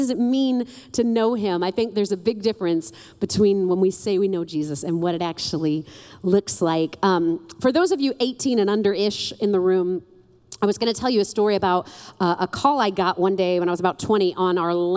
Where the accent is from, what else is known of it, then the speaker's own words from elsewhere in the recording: New York City, New York, United States; now in Lakeland, United States; I'm from New York City